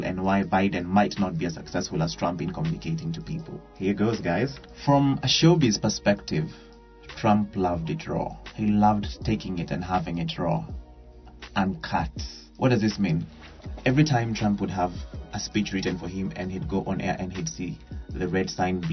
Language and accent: English; Kenya; I'm a Kenyan